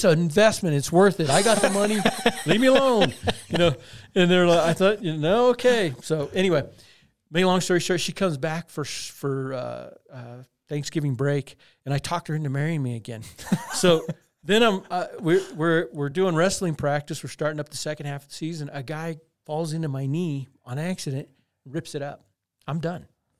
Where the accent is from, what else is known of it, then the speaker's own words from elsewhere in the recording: Crystal, Colorado, United States; I'm from Crystal, Colorado.